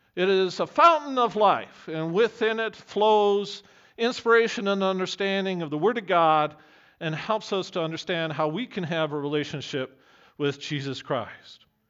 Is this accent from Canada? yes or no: yes; Camrose, Alberta, Canada; when I was growing up in Camrose